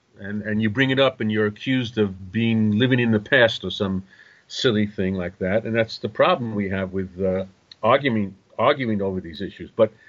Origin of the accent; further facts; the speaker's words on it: United States; now in Israel; when I was growing up in America